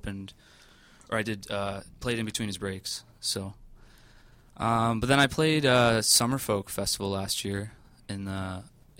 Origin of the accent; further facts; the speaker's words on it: Markham, Ontario, Canada; also born or lived in Calgary, Alberta; my parents moved to Markham